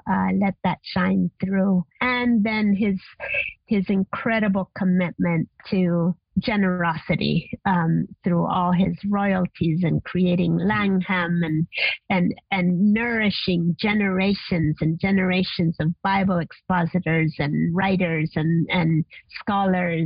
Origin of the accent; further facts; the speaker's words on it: Argentina; now in Costa Rica; growing up in Argentina